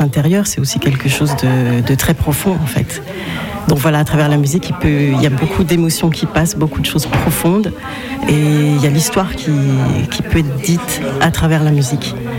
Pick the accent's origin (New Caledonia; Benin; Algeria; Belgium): Benin; je viens du Bénin, donc d'Afrique de l'Ouest